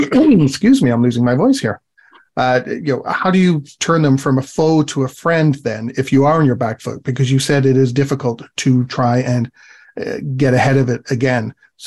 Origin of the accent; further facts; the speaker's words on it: England, United Kingdom; I'm from England.